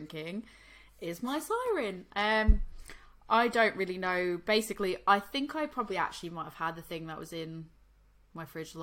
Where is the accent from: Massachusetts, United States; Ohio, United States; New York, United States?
Massachusetts, United States; Boston; I'm from Boston